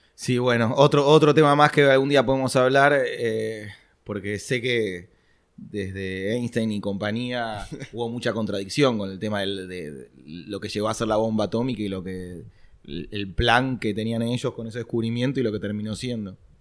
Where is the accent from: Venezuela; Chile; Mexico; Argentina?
Argentina; nosotros como argentinos estamos acostumbrados